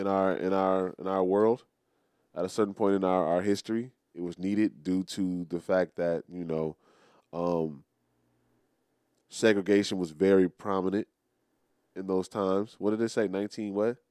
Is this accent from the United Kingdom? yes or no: no; United States; I am an American. It's on, it's, it's on my, it's on my birth certificate